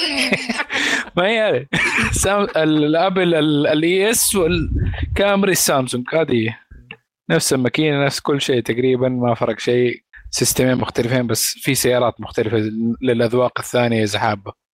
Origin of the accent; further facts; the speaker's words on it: Saudi Arabia; عندنا في، في السعودية. يعني إحنا مالنا بلد زراعي، إحنا بلد صحراوي